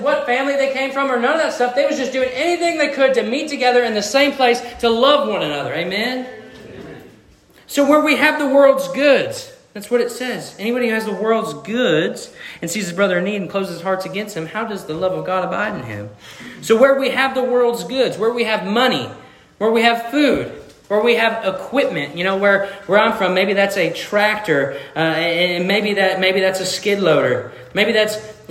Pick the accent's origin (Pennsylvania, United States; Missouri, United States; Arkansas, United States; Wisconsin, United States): Missouri, United States; I'm from Missouri. I'm from the show me state